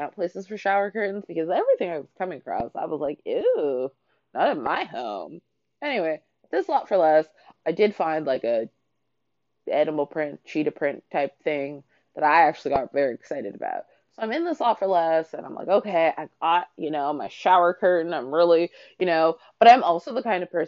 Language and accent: English; Canada; moved away; I grew up in Canada.